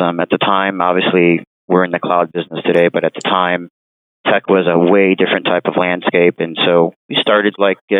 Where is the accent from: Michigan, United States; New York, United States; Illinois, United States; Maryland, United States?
Illinois, United States; Chicago; also born or lived in San Francisco / Evanston, Illinois; Born in San Francisco, and mom and dad made their way back to the city here when I was about 10 years old. So, you can call me a Chicago native for sure.